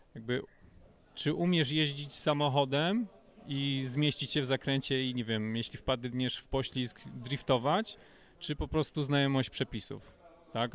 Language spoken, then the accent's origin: Polish; Gogolin, Opole Voivodeship, Poland; moved away as an adult; also born or lived in Kraków; do Gogolina, do mojego rodzinnego miasta